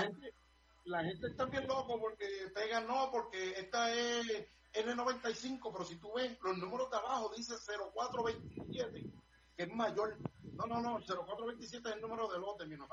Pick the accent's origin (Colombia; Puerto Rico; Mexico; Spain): Puerto Rico; soy boricua